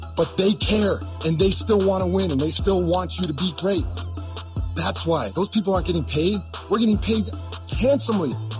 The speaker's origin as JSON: {"language": "English", "region": "Wisconsin", "country": "United States", "tie": "born or raised there", "said": "I grew up in Wisconsin"}